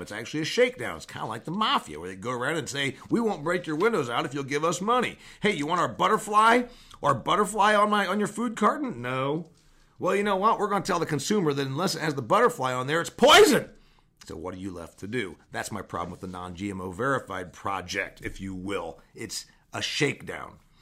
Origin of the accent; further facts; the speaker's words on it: Huntington, Indiana, United States; my hometown of Huntington, Indiana.